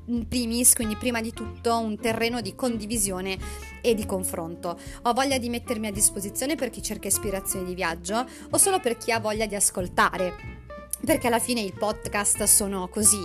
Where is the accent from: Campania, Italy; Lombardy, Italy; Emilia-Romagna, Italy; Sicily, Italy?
Emilia-Romagna, Italy; alla mia terra, quindi alla, alla Romagna